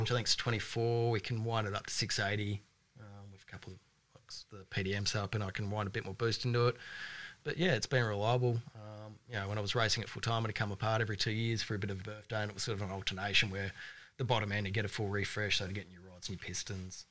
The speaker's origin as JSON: {"language": "English", "country": "Australia", "tie": "born or raised there", "said": "I'm actually Australian born"}